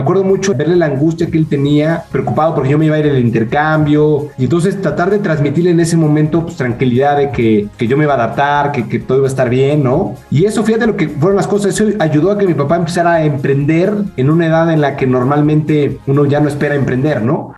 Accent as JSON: {"language": "Spanish", "region": "Mexico City", "country": "Mexico", "tie": "born or raised there", "said": "nací en la Ciudad de México."}